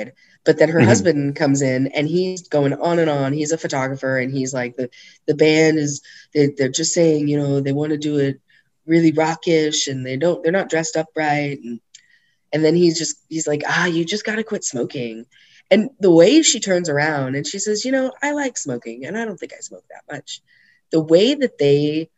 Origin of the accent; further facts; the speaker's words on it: United States; I'm American